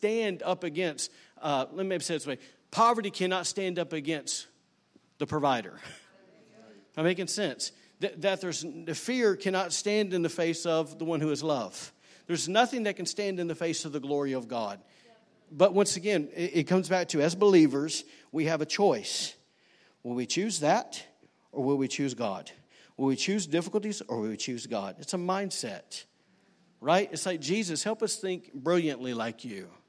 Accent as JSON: {"language": "English", "region": "Alabama", "country": "United States", "moved": "yes", "lives_now": "Rockport, United States", "said": "I'm from Alabama."}